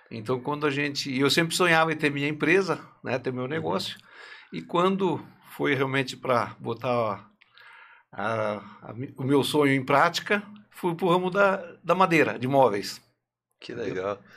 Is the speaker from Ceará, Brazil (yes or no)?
no; Santa Catarina, Brazil; now in Vinhedo, Brazil; Não, nós somos de Santa Catarina.